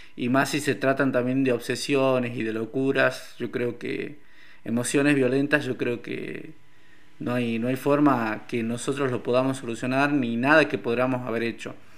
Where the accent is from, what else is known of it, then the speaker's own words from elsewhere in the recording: Salta, Argentina; soy de Salta